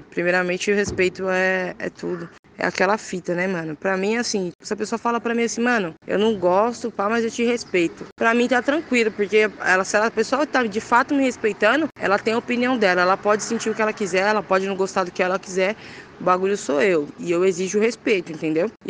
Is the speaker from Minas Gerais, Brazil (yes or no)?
no; São Paulo, Brazil; Sou de São Paulo, né, mano? Tá bom da Serra, Zona Sul.